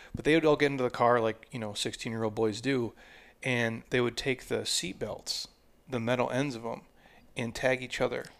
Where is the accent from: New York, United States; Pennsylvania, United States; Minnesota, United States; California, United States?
Minnesota, United States; I grew up in Minnesota